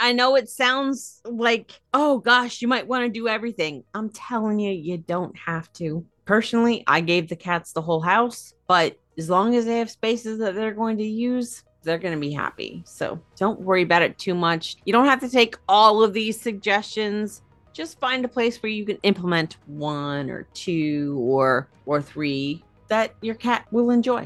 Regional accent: United States; also born or lived in New York / New Jersey; I am from Pennsylvania, New York, New Jersey. We say radiator

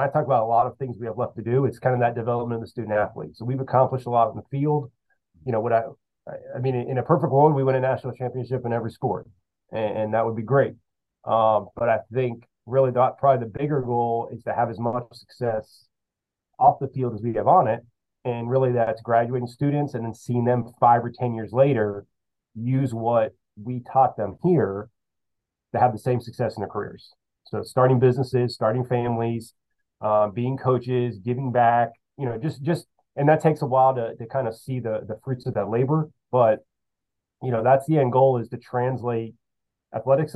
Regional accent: Central Florida, United States; now in West Palm Beach, United States; I'm from Central Florida, which is the same as Miami

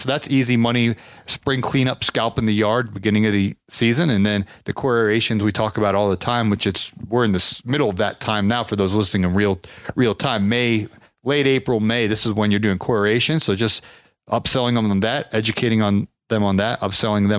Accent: Ohio, United States; I'm from Ohio

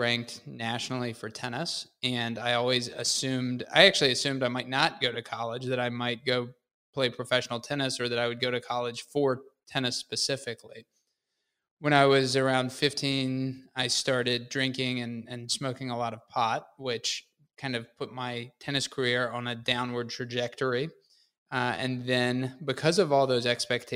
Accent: Hickory, North Carolina, United States; I grew up in Hickory, North Carolina

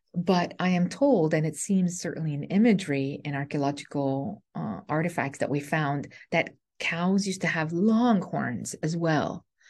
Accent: Canada; I'm a Canadian

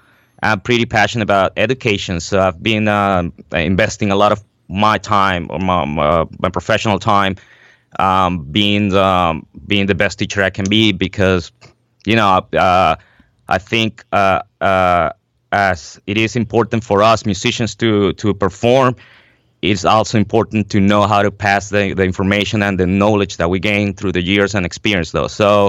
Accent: Venezuela; now in New York City, United States; So I am originally from Venezuela in South America. I moved up to New York City for good about 9 years ago.

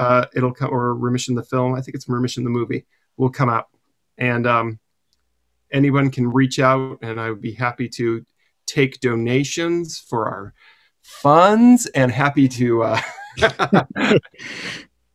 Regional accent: New England, United States; I grew up in New England

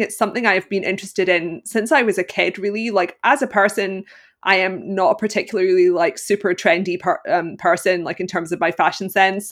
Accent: Glasgow, Scotland, United Kingdom; I am from Glasgow, Scotland, and I currently live there as well

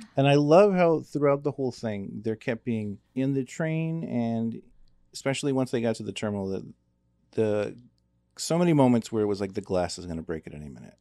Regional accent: United States; because we're American

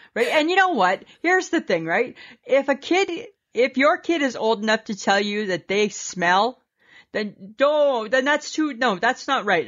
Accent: Canada; we're Canadian.

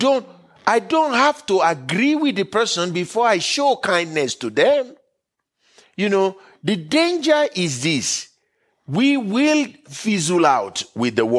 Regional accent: Nigeria; now in United States; I was born and raised in Nigeria. I made America my home country by choice.

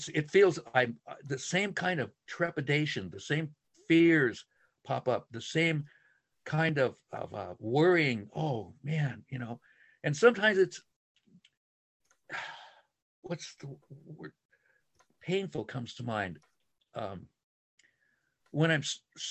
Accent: San Francisco, Santa Monica, Laguna, California, United States; I was born in San Francisco and then Santa Monica and then, you know, Laguna for 50 some years now

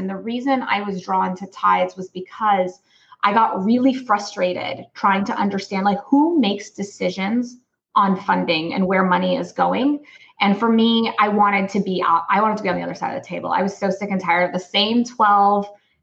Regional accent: Los Angeles, California, United States; I'm Palestinian American. I'm born in Los Angeles, California.

